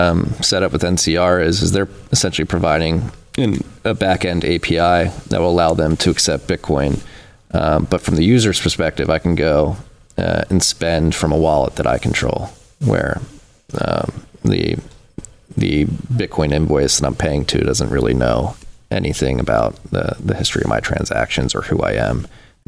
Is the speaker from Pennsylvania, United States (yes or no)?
yes; Philadelphia, Pennsylvania, United States; I was born in Philadelphia, and I grew up going to Catholic school in Philadelphia as well